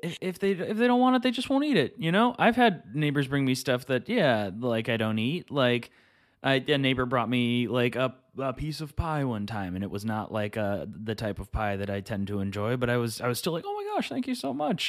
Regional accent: Midwest, United States; I'm from the Midwest

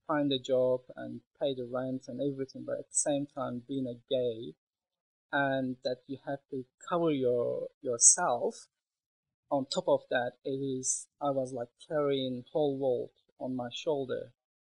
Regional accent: Istanbul, Turkey; now in Melbourne, Australia; So I was born in Istanbul, grew up in Istanbul, and also studied tourism and hotel management in Istanbul.

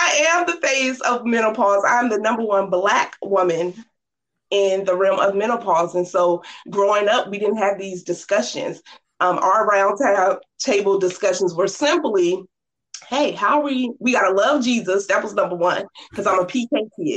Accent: Norfolk, Virginia, United States; I grew up in Norfolk, Virginia, 757

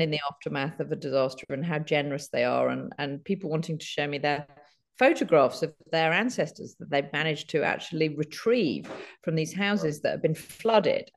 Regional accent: London, United Kingdom; moved away as an adult; also born or lived in Bristol / Cardiff; now in United States; I was born in London

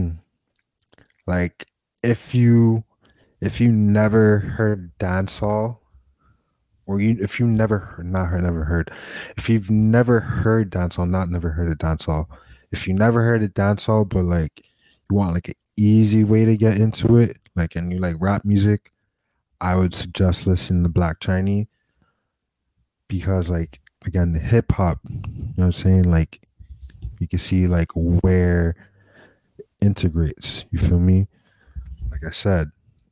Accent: Miami, Florida, United States; I'm from Miami

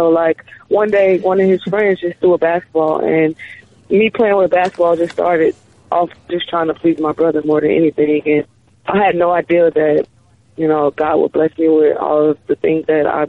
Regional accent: California, United States; born there; nobody really know I was born in California

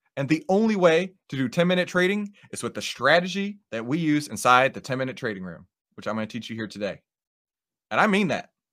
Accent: Texas, United States; accent: Texas; my Texas accent

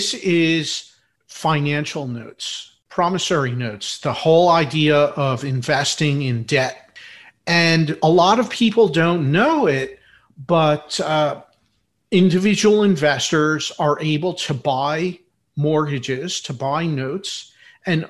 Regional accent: Philadelphia, Pennsylvania, United States; I'm from Philadelphia, in Philadelphia, PA.

